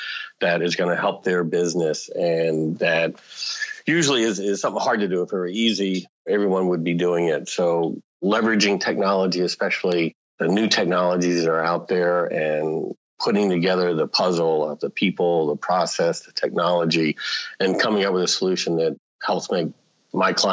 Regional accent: Washington, District of Columbia, United States; I grew up in the Washington, D.C. area, growing up with politics and everything

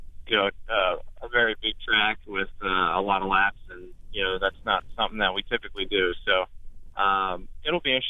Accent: New York, United States; I'm from New York

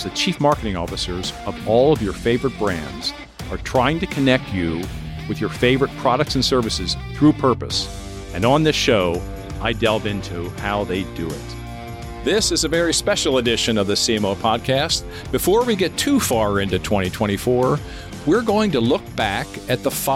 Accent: Lancaster, Pennsylvania, United States; my hometown of Lancaster, Pennsylvania

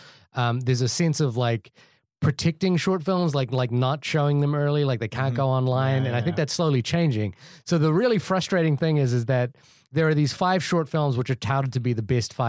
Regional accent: India; I wanted to see the Sanjay one because I'm Indian, and I wanted to see like a Pixar.

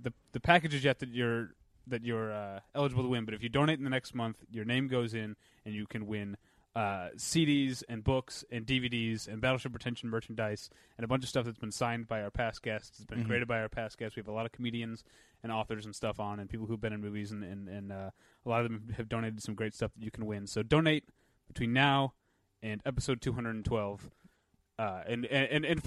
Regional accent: St. Louis, Missouri, United States; I'm from St. Louis, Missouri, very Catholic place, and this is when I lived in the south part of St. Louis

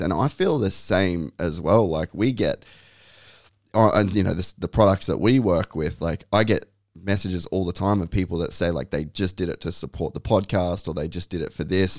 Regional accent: Cairns, Queensland, Australia; I grew up in Cairns

